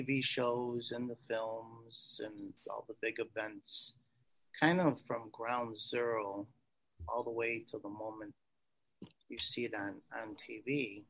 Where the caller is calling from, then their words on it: Chicago, Illinois, United States; I'm actually calling from the States. Chicago, Illinois, is where I'm presently at right at this moment.